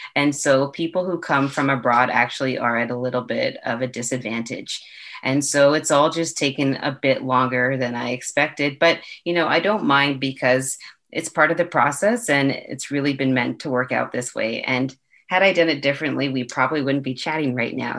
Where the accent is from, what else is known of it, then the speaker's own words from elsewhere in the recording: Toronto, Ontario, Canada; I'm from Toronto